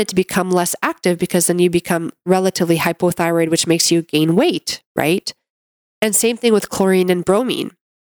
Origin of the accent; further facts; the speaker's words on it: Canada; I'm a Canadian medical doctor